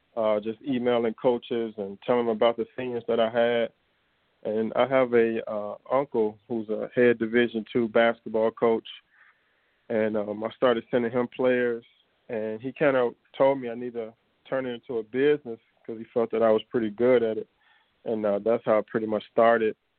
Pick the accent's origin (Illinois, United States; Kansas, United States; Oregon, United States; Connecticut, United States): Illinois, United States; Chicago; I grew up in our Auburn Gresham neighborhood, and then we moved out. We moved out to the west suburbs. So I uh, lived in Chicago until about uh, seventh grade